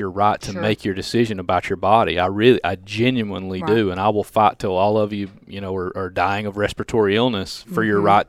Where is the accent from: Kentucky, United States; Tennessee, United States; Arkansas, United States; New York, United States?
Tennessee, United States; Cordova; They know I'm from Cordova.